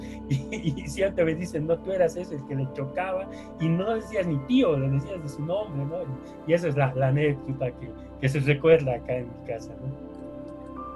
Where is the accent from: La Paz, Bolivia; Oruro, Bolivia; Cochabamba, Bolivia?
La Paz, Bolivia; yo siempre he vivido en La Paz, eh, eh, he nacido acá, en, en, La Paz, Bolivia.